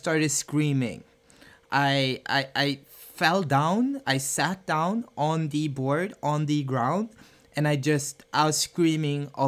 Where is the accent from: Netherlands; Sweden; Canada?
Sweden; also born or lived in Barbados; I'm half Finnish, half Beidan. I was born in Sweden. I was raised in between Sweden and Barbados